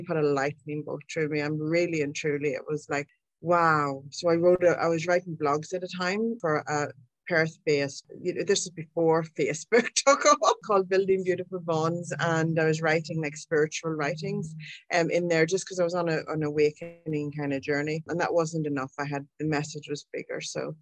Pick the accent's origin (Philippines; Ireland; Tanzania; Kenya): Ireland; I'm Irish.